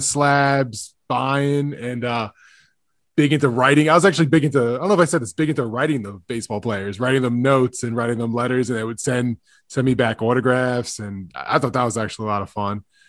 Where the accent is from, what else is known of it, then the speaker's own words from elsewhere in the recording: Long Island, New York, United States; I'm from Long Island